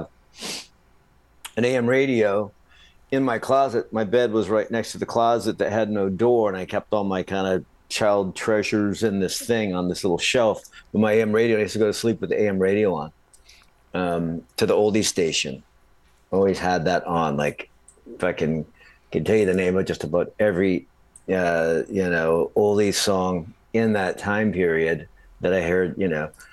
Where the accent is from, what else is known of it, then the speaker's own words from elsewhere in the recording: Minnesota, United States; also born or lived in Florida; we moved from Florida to Minnesota